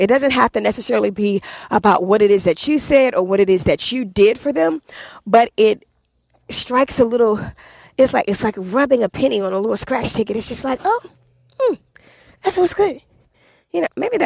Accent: Washington, District of Columbia, United States; moved away; I'm from Southeast DC

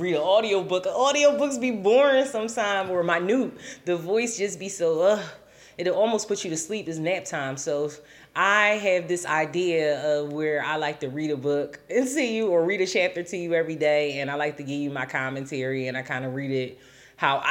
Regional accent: Philadelphia, Pennsylvania, United States; moved away as an adult; also born or lived in Florida / California / Atlanta; I'm originally from Philly

